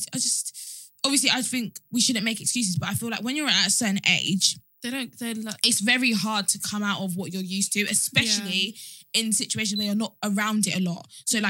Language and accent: English; England, United Kingdom; I'm from England. I was born here. Never even been to Nigeria.